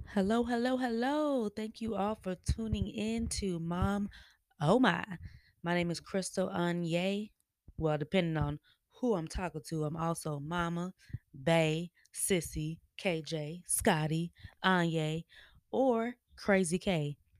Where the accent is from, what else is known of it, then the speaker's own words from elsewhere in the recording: Kansas City, Missouri, United States; moved away as an adult; also born or lived in Denver, Colorado; now in Atlanta, United States; I was born in Denver, raised in Kansas City